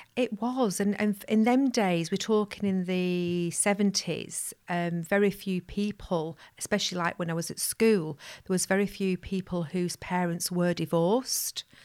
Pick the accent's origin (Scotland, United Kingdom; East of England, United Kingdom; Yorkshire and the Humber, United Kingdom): Yorkshire and the Humber, United Kingdom; Pudsey; I'm from Pudsey, West Yorkshire